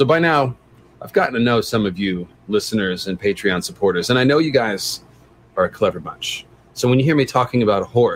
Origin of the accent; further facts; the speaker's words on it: San Francisco, California, United States; I'm from San Francisco